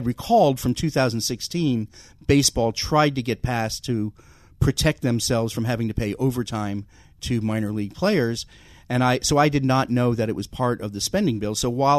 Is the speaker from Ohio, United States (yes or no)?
no; Connecticut, United States; moved away; I grew up in Connecticut, but my grandmother lived in the Bronx